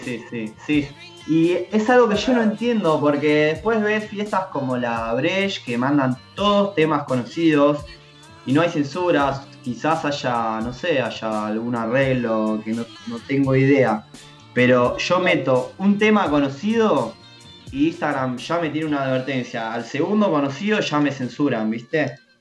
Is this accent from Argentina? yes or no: yes; Mar del Plata, Buenos Aires Province, Argentina; moved away as an adult; now in Buenos Aires, Argentina; soy Mar del Plata